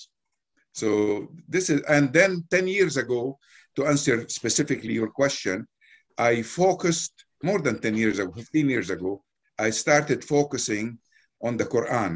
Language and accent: English; Beirut, Beirut Governorate, Lebanon; also born or lived in Jeddah, Saudi Arabia; now in United States; born in Beirut, Lebanon, came to the United States in 1969.